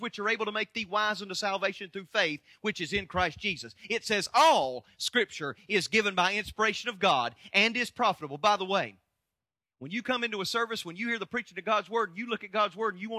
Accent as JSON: {"language": "English", "country": "United States", "said": "I'm an American"}